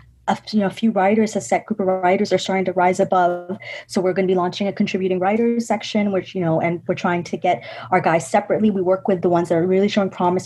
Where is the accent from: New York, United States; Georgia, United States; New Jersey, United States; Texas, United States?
New York, United States; I was born in New York, so I'm a New Yorker